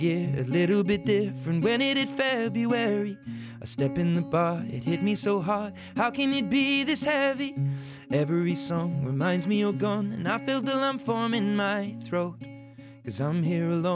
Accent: United Kingdom; comes from being British. I think in Britain

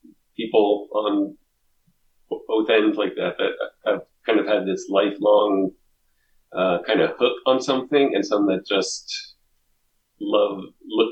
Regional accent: Southeast Pennsylvania, United States; I grew up in Southeast Pennsylvania

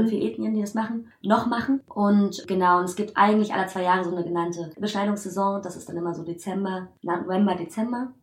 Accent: Germany; also born or lived in Kenya; wo ich wieder in Deutschland bin, dass schon eher, ja, meine Heimat, also ich bin ja hier geboren

